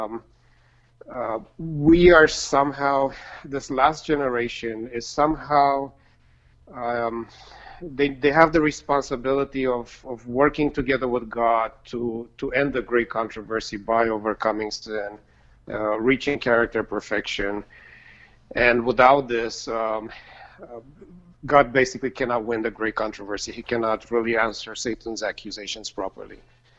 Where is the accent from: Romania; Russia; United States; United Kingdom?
Romania; moved away; I grew up in Romania